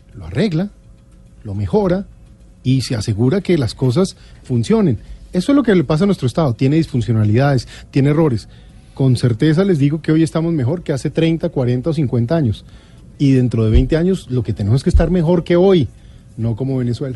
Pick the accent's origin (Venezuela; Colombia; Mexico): Colombia